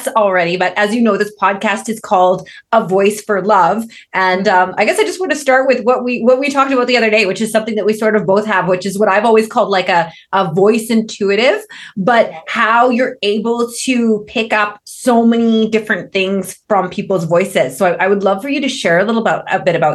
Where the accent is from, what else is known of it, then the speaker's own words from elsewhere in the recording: Canada; I speak a bit of French cause I'm Canadian